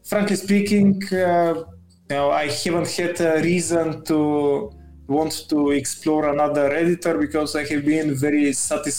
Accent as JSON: {"language": "English", "country": "Bulgaria", "said": "I'm from Bulgaria"}